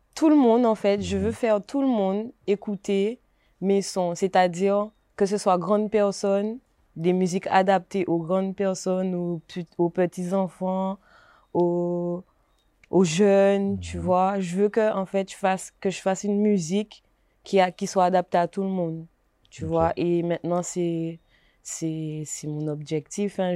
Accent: Gourbeyre, Guadeloupe; je viens de Gourbert

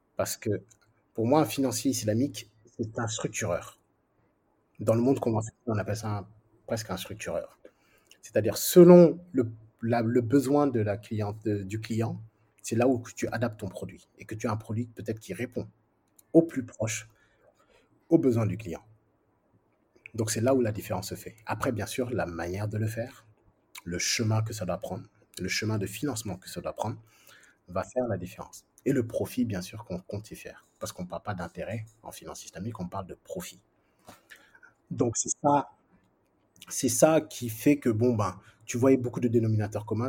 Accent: France; moved away as an adult; also born or lived in Senegal / United Arab Emirates / Saudi Arabia; now in Dakar, Senegal; je viens de la France, ouais, d'accord, mais, mais encore, ouais, je suis d'origine, euh, du Sénégal

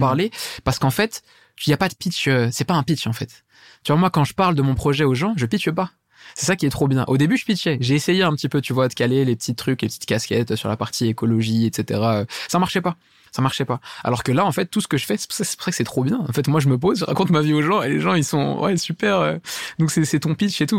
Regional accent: Saint-Denis, Île-de-France, France; je viens de Saint-Denis à la base

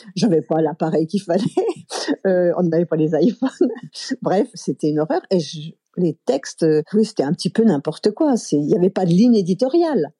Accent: Chambéry, Auvergne-Rhône-Alpes, France; also born or lived in Aix-les-Bains; je suis née à Aix-les-Bains, en Savoie, et j'ai grandi à Chambéry

